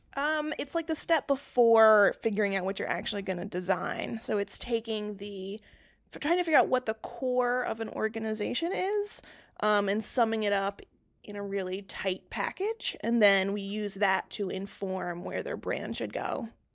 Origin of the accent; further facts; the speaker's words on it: North Carolina, United States; moved away as an adult; also born or lived in Massachusetts / Raleigh, North Carolina / Boston, Massachusetts; I spent my formative years in North Carolina and then ended up staying there for college